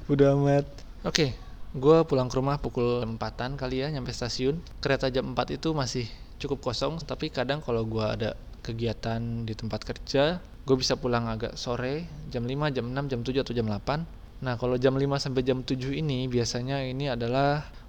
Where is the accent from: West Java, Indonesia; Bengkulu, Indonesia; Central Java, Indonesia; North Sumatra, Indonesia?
West Java, Indonesia; Bogor; gue lahir di Bogor, besar di Bogor, tinggal di Bogor, dan sekarang gue bekerjanya di Jakarta.